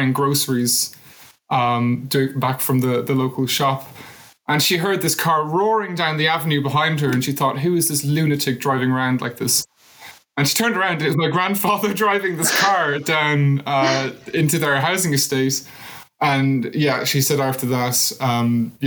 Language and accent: English; Cork, Munster, Ireland; there's a big thing in Cork where we say